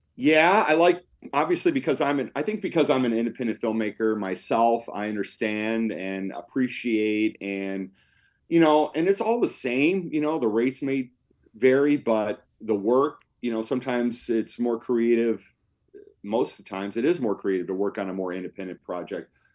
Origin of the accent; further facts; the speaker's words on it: Cleveland, Ohio, United States; also born or lived in Los Angeles; came back to make a documentary film back in my hometown of Cleveland